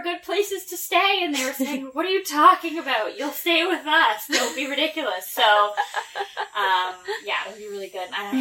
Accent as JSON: {"language": "English", "region": "Southwestern Ontario", "country": "Canada", "also_born_or_lived": "São Paulo state, Brazil", "said": "I'm from Southwestern Ontario. I know hot."}